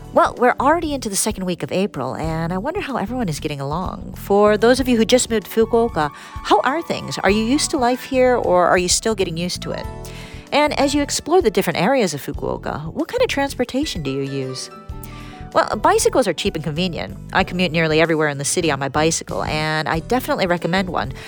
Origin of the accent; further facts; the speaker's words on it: Detroit, Michigan, United States; now in Japan; my hometown, Detroit.